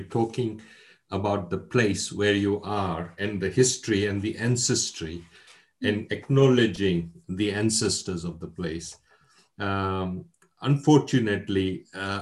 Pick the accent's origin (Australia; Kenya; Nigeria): Kenya; Mombasa, Mombasa County; moved away as an adult; also born or lived in London, United Kingdom; I was born in Mombasa in Kenya. Kenya was a British colony. I was born a couple of years before independence, before Kenya became independent. And educated in Kenya. And then at the age of 18, I came to the London School of Economics in Britain